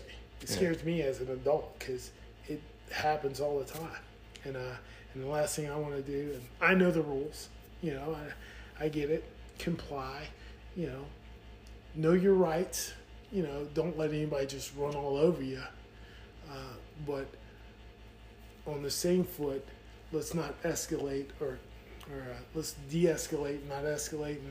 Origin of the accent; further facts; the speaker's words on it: Kings Bay, Georgia, United States; growing up down here in the South, I relate a little bit more with country music